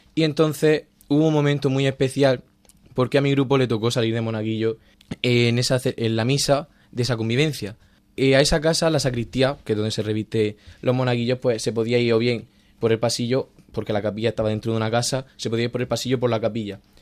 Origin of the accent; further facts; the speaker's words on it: Region of Murcia, Spain; also born or lived in Palma de Mallorca; Yo soy de Murcia. Nací em, en Palma de Mallorca, aunque mi familia pues es de la región de Murcia y entonces pues desde pequeño siempre, pues, he nacido, o sea, he estado allí